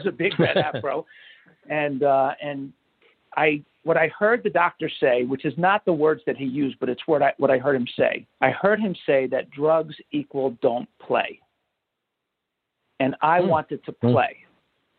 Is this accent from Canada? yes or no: no; New York, United States; now in Marietta, United States; I grew up middle class America, New York, right outside of New York City